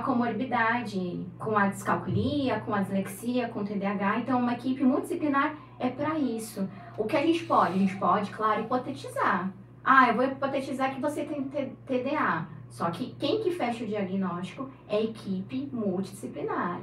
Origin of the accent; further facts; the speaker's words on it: São Paulo, Brazil; moved away as an adult; now in Santos, Brazil; Nasci em São Paulo.